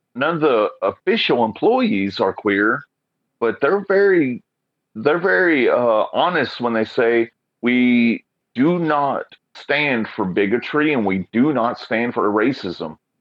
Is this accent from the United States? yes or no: yes; Oklahoma, United States; moved away as an adult; now in Portland, United States; I come from Oklahoma